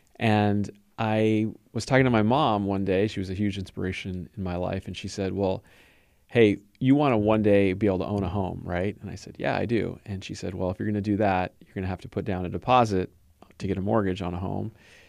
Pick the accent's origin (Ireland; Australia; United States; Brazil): United States; Los Angeles, California; I was born and raised in Southern California in the LA area.